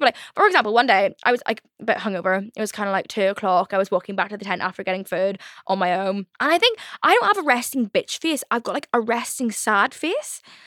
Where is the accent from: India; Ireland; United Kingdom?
Ireland; I'm Irish